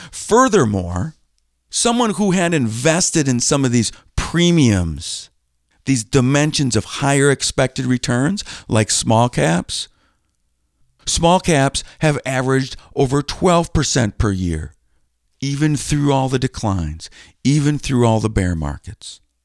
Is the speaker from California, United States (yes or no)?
no; Green Bay, Wisconsin, United States; I grew up just a few minutes from Lambeau Field